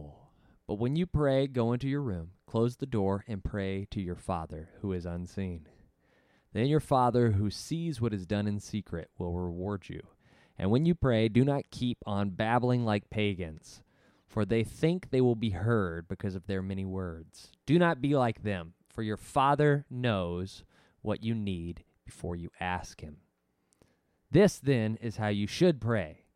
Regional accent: Arkansas, United States; I grew up in Arkansas

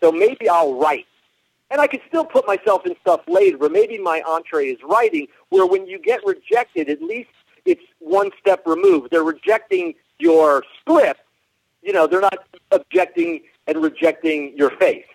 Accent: Miami, Florida, United States; also born or lived in New York; now in Los Angeles, United States; I grew up in Miami, but my parents are New York Jews

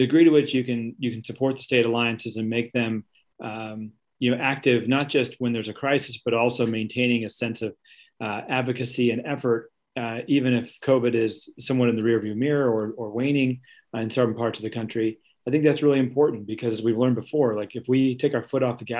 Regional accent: Virginia, United States; my home state of Virginia

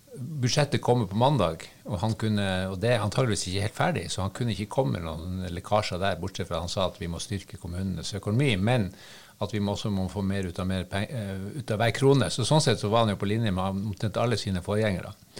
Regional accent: Harstad, Troms, Norway; jeg er jo fra Harstad

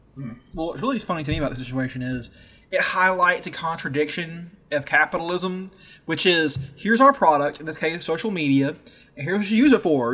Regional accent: the South, United States; I'm from the South. We're all from the South

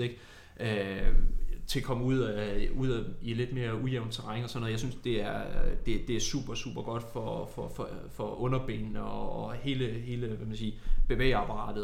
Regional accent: Tornby, North Denmark Region, Denmark; jeg er jo fra Tornby, en lille

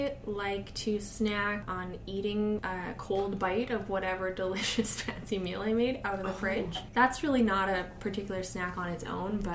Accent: Vancouver, British Columbia, Canada; now in Edmonton, Canada; I was brought up in Vancouver.

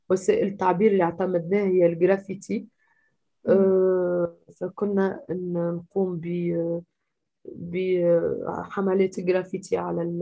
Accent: Sfax, Sfax Governorate, Tunisia; وشاركت آه، في كل التحركات تقريبا في مدينتي في صفاقس

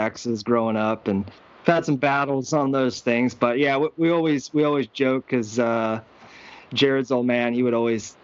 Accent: United States; moved away; also born or lived in Pennsylvania / Florida; growing up in Jersey, Pennsylvania

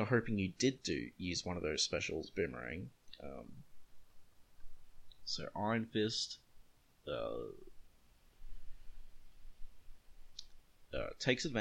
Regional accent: Australia; As an Australian

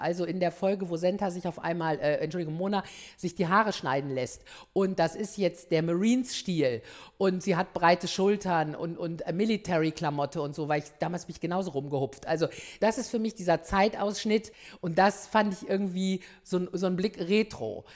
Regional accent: Ruhr area, North Rhine-Westphalia, Germany; ich komme aus dem Ruhrgebiet

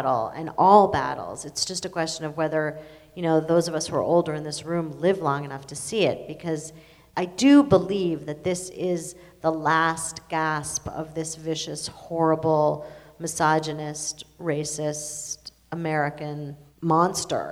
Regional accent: Israel; moved away; I'm Israeli. I was born in Israel.

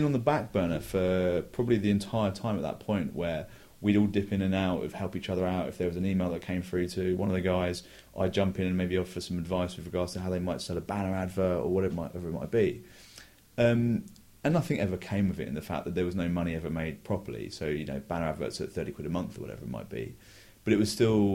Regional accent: England, United Kingdom; also born or lived in New York; I'm from England

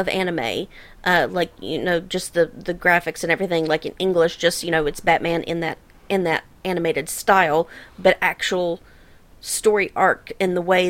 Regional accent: Appalachia, United States; I'm an Appalachian white girl.

